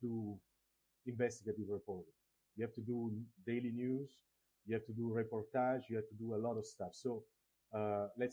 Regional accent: Italy; also born or lived in Togo; I was born in Togo, a small country in Africa, in West Africa, and then I was adopted by an Italian family, and so I grew up in Italy since I was 10 months old

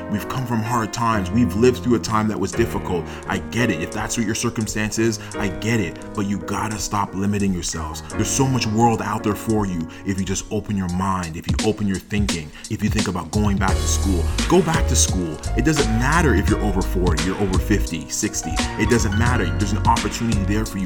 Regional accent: Toronto, Ontario, Canada; I am a first generation Canadian. I was born in Toronto

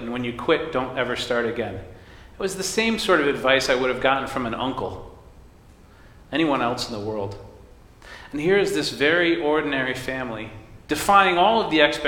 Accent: United States; I was born in America to American parents

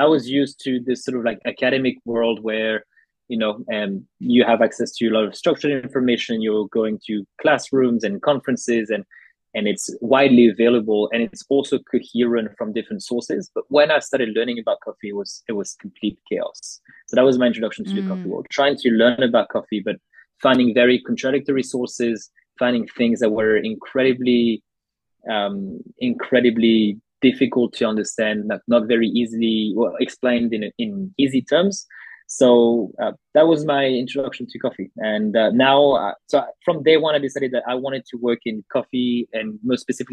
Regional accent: Paris, Île-de-France, France; moved away as an adult; now in Australia; I was born and raised in Paris in France, and I moved to Australia in 2016 to do my studies.

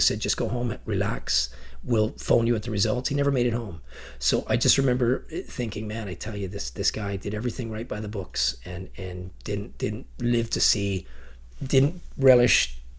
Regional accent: Ontario, Canada; now in Chilliwack, Canada; So we have, there's a 20 year gap where they left for BC. I'm from Ontario originally, and my older family left us. So there was me and my two sisters really, we're the second generation that came to Chilliwack.

